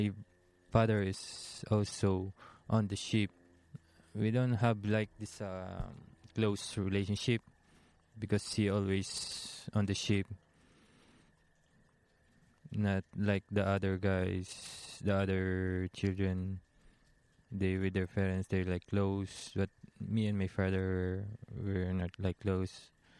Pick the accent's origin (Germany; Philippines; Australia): Philippines; Taal, Calabarzon; Yeah, I'm from Taal, Batangas, Philippines. It's like a small town.